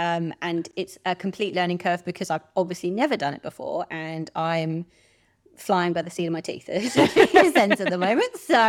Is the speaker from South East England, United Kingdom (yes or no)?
yes; Oxford, South East England, United Kingdom; moved away as an adult; also born or lived in Swansea, Wales; now in Perth, Australia; I'm from Oxford.